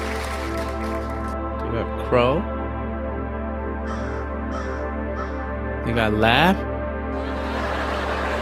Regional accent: United States; now in Shanghai, China; I'm African American

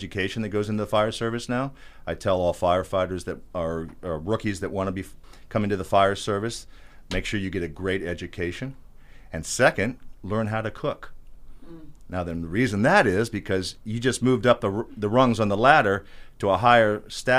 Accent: West Palm Beach, Florida, United States; also born or lived in Lantana, Florida; I was born and raised in West Palm Beach

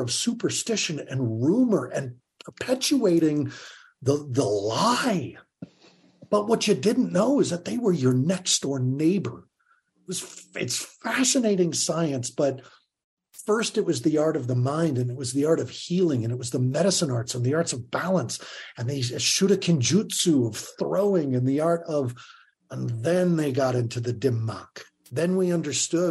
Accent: Longmont, Colorado, United States; I was from Longmont, Colorado, like just the middle

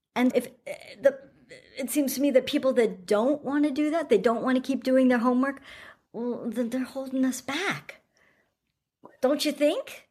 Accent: United States; now in New Zealand; being American and living in New Zealand

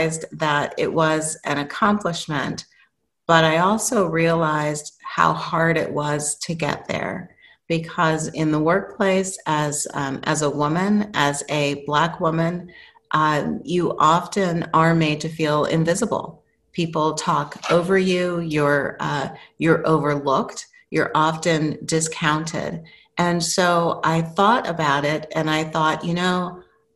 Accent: New Mexico, United States; moved away as an adult; I was growing up in New Mexico in high school and had gone to my first year college in New Mexico

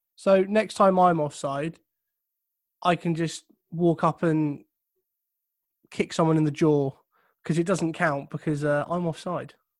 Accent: England, United Kingdom; I'm English

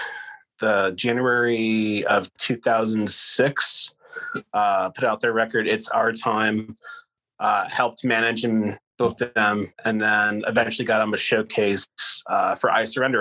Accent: Rochester, New York, United States; came back home to my hometown, Rochester, New York

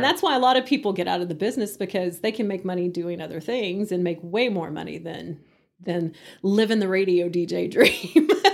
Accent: Hereford, Texas, United States; moved away as an adult; also born or lived in Canyon, Texas; now in Amarillo, United States; I was born and raised in Hereford

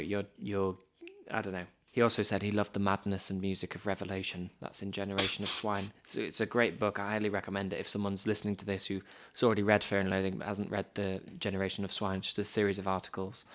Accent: United Kingdom; As two British boys

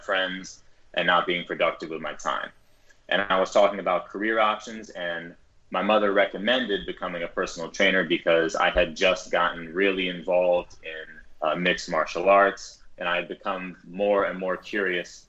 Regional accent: New York City, New York, United States; I'm born and raised in New York City.

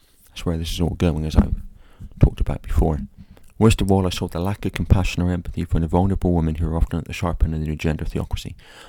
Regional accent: Ireland; often while cursing because I'm Irish.

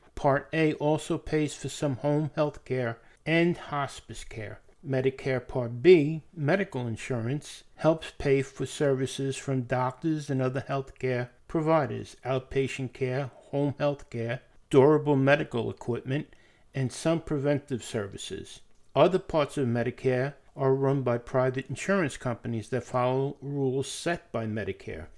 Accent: United States; also born or lived in upstate New York; I'm an American

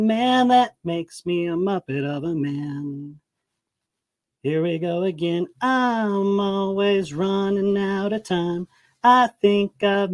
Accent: Aurora, Colorado, United States; I'm from Colorado, Aurora, and I'm a nighttime manager

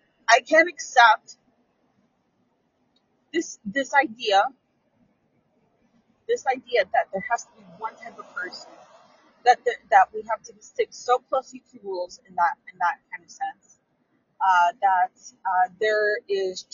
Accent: San Francisco, California, United States; I grew up in San Francisco

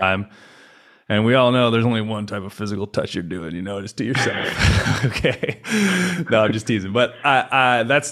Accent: California, United States; moved away as an adult; now in Poland; I grew up in California

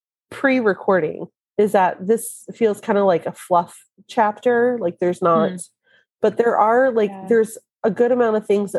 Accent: New York City, New York, United States; accent: Brooklyn; your Brooklyn accent, which is what I do every so often, just because that's who I am.

